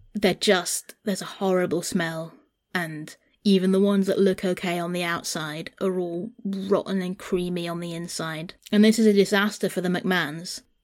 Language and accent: English; Brittany, France; growing up in Brittany